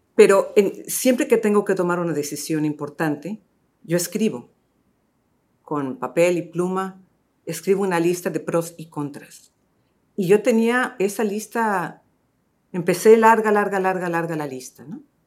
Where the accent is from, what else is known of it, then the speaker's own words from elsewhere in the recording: Los Angeles, California, United States; moved away as an adult; now in Miami, United States; yo empecé mi carrera y crecí en Los Ángeles